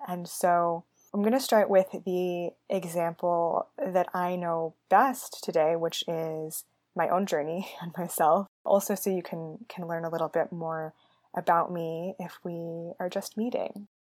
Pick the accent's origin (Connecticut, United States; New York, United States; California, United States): California, United States; San Francisco Bay Area; I grew up in the San Francisco Bay Area